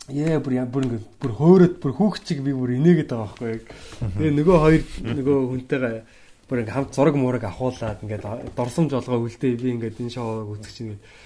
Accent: Mongolia; би ингээд Монголоос ирсэн юм аа комеди хийдэг те.

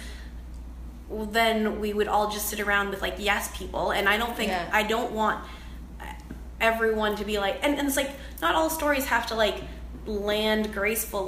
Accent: Canada; I am Chinese Canadian

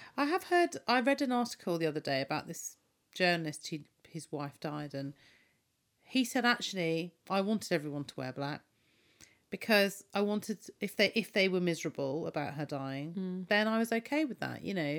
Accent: United Kingdom; We're both British. Mm I have an Asian background

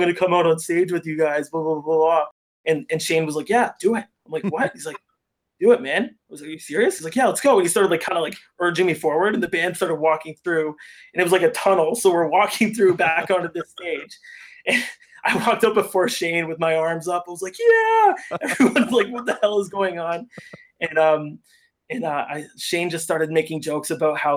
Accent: Hamilton, Ontario, Canada; we're from Hamilton

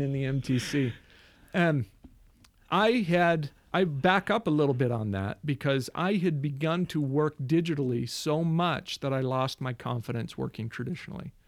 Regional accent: Mesa, Arizona, United States; also born or lived in Queen Creek, Arizona; I'm from Mesa, Arizona

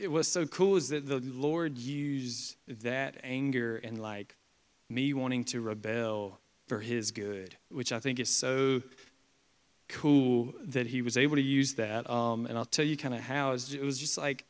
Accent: Perry, Georgia, United States; growing up in Perry, Georgia

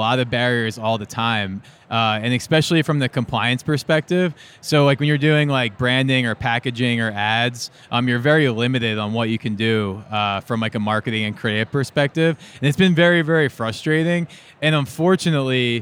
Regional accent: New Jersey, United States; I was kind of sheltered growing up in South Jersey

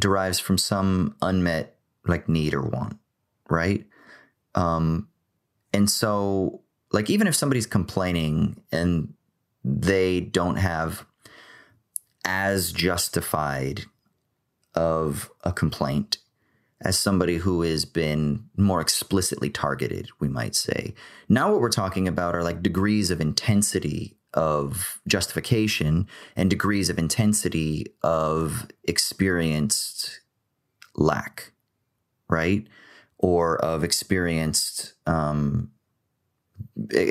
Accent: Orange County, California, United States; the people that I grew up with in Orange County

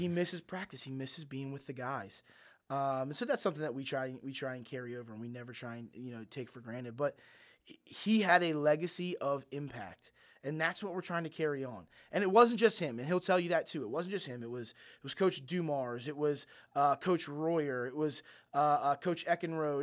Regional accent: Mount Airy, Maryland, United States; I grew up in Mount Airy

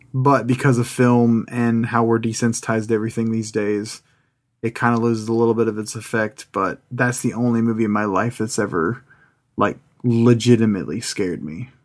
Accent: California, United States; now in Kansas, United States; I grew up in California

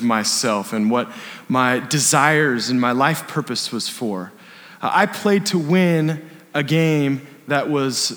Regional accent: Bend, Oregon, United States; I grew up in Bend

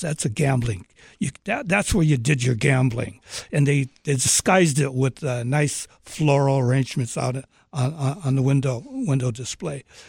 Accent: Seattle, Washington, United States; I was born in Seattle eighty, eighty-one years ago today.

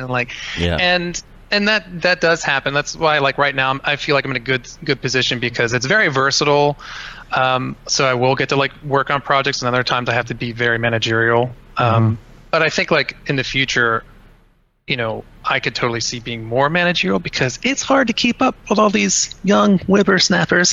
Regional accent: Cincinnati, Ohio, United States; I'm from Cincinnati, Ohio. Um, I grew up on the west side of Cincinnati

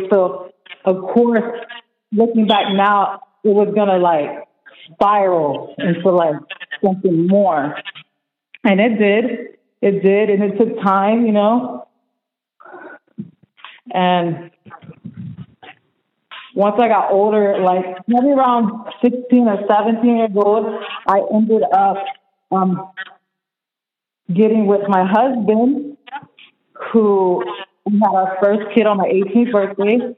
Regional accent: LaBelle, Florida, United States; I'm from LaBelle. I grew up there most of my life. Um, I come from a broken family. So my dad, he's Spanish. He's from Mexico. He came here. Um, my mom's from here, from the United States.

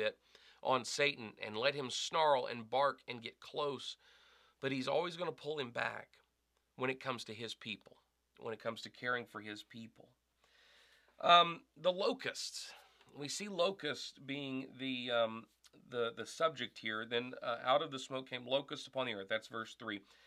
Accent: the South, United States; moved away as an adult; also born or lived in Arkansas; now in Wisconsin, United States; I grew up in the South

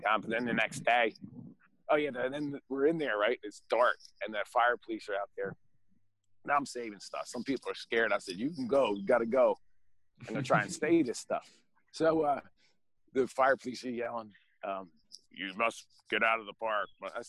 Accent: Pottstown, Pennsylvania, United States; born there; Well, I was born in Pottstown, and then at the age of 5, my parents divorced.

